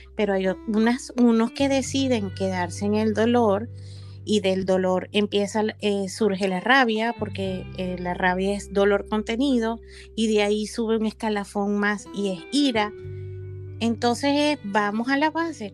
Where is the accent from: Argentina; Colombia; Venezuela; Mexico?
Venezuela; moved away; a mi tierra, mi Venezuela amada